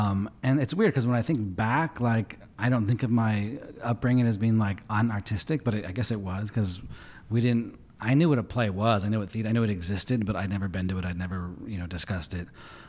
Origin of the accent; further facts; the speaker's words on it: Pasadena, California, United States; also born or lived in Montebello; I was born in Montebello, which is like in East Los Angeles. And then my family moved to Pasadena area for the schools.